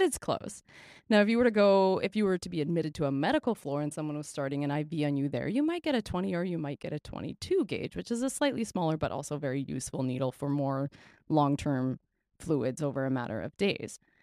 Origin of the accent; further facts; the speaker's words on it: Canada; We are Canadian R Ns